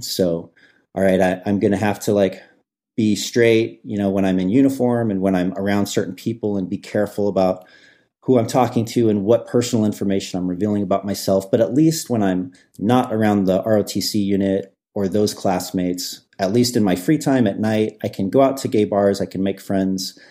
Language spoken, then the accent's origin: English; Midwest, United States; I grew up in the Midwest